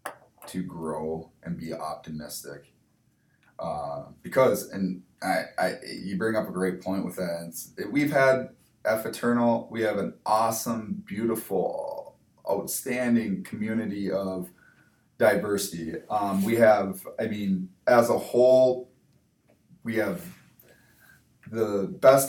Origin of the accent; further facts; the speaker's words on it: St. Cloud, Minnesota, United States; now in Stevens Point, United States; I come from St. Cloud, Minnesota